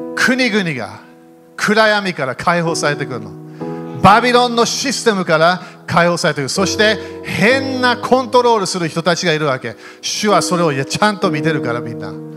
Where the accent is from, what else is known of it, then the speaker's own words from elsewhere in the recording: Japan; 日本で生まれた